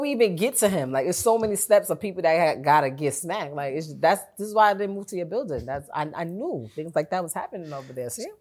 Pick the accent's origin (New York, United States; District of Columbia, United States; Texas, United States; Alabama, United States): New York, United States; I'm from New York